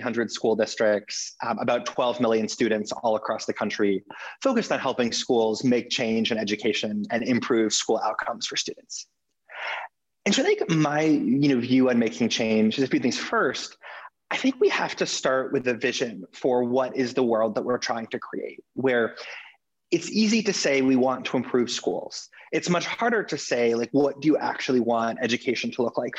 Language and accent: English; Los Angeles, California, United States; I grew up in Los Angeles